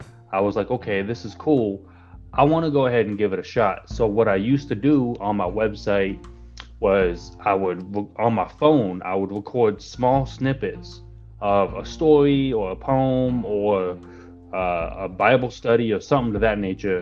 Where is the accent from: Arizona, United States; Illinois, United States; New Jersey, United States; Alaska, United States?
Arizona, United States; also born or lived in California; But I moved to Arizona when I was about 10. So I've been in Arizona ever since